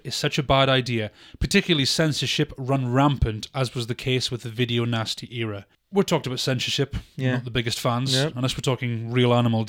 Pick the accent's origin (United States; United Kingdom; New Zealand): United Kingdom; because we are the British.